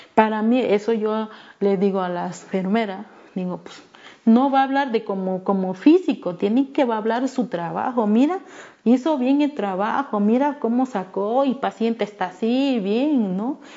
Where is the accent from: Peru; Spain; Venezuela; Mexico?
Mexico; Ayutla de los Libres, Guerrero; first language Me'phaa; Spanish is a second language; soy del estado de Guerrero, mi comunidad se llama Barranca Guadalupe, del municipio de Ayutla de los Libres